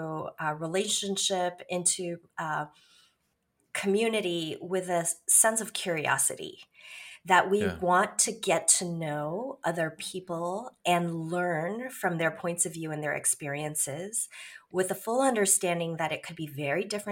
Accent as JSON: {"language": "English", "town": "Chicago", "region": "Illinois", "country": "United States", "tie": "born or raised there", "also_born_or_lived": "Korea", "said": "I am from the Chicagoland area. This is actually where I've been for most of my life"}